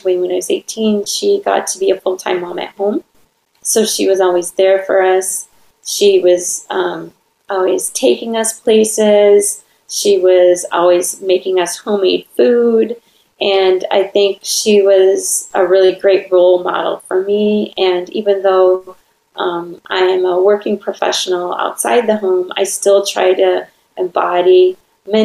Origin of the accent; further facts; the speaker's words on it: Wisconsin, United States; now in Orange County, California, United States; I'm from Wisconsin